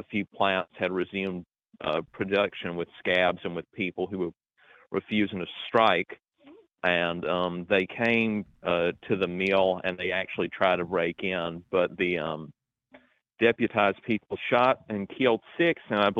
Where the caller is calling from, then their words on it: South Carolina, United States; This is … in South Carolina.